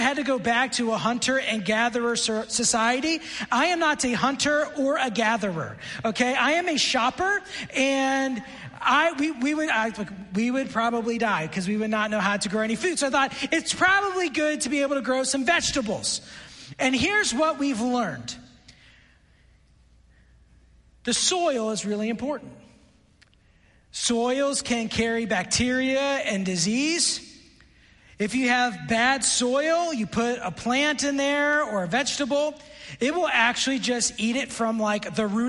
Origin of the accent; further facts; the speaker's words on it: Buffalo, New York, United States; also born or lived in Washington, D.C.; now in Lebanon, Tennessee, United States; I grew up in Buffalo.